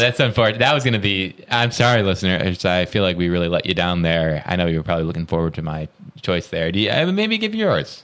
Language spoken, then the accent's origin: English; Roscoe, Illinois, United States; I'm from Roscoe, which is very, very close